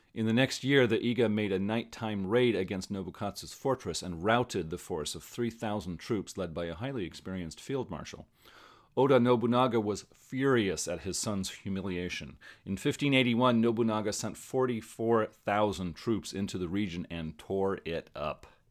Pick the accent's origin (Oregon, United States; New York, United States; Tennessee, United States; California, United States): California, United States; Most of my friends were Chinese when I was growing up in California